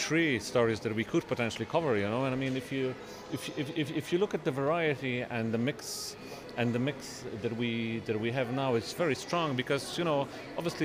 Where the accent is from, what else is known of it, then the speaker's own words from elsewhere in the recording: Poznan, Greater Poland, Poland; accent: Cork accent; now in Cork, Ireland; I grew up in Poznan, which is a bigger city than Cork